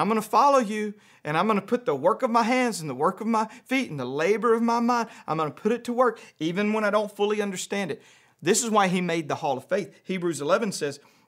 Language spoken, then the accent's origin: English; around Shreveport, North Louisiana, United States; moved away; I grew up in Louisiana. I went to public school in Louisiana